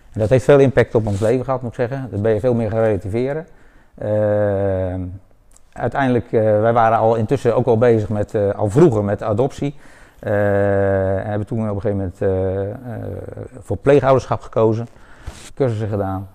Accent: Leersum, Utrecht, Netherlands; moved away as an adult; now in Woudenberg, Netherlands; Ik ben geboren in Leersum, over 53 jaar geleden. Eh, daar heb ik ruim drie, 32 eh, eh, jaar gewoond.

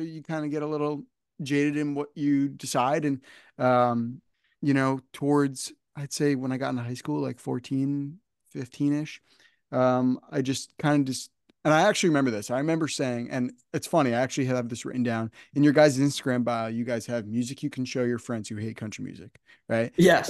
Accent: New Jersey, United States; I grew up I grew up here in New Jersey

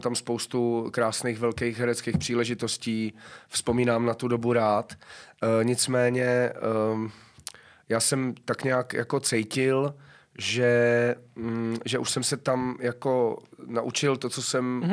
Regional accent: a village near Brno, South Moravian Region, Czechia; also born or lived in Hradec Králové; now in Prague, Czechia; já jsem původem eh, z vesnice kousek od Brna, takže je to mm. pro mě jako, jako návrat domů

